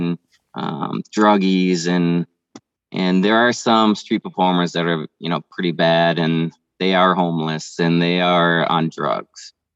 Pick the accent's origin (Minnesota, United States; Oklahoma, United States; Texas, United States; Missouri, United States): Minnesota, United States; moved away; I'm originally from Minnesota